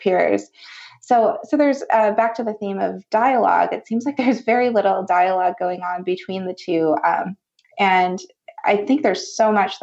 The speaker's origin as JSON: {"language": "English", "region": "Wisconsin", "country": "United States", "tie": "born or raised there", "moved": "yes", "lives_now": "California, United States", "said": "I grew up in Wisconsin, and I know the people in the Midwest are so friendly"}